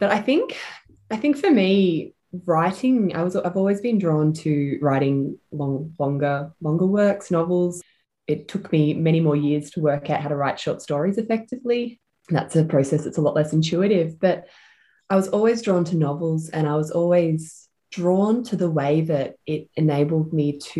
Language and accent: English; Ormond, Victoria, Australia; also born or lived in Malvern; now in Silvan, Australia; I grew up in my grandma's house with my mum in Ormond, so sort of Bayside